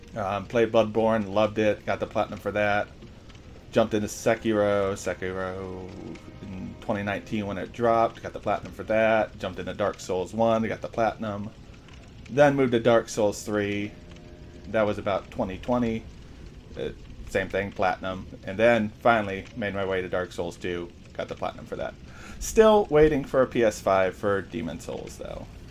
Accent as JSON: {"language": "English", "region": "Ohio", "country": "United States", "said": "I'm in the U.S. I'm from Ohio."}